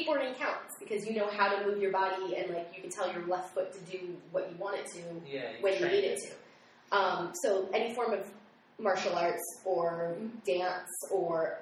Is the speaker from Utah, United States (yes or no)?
yes; Salt Lake City, Utah, United States; I grew up in Utah